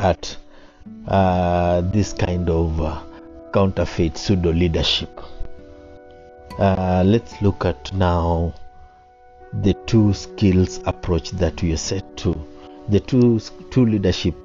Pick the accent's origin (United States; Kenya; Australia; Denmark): Kenya; I am a Kenyan and I like our Constitution 2010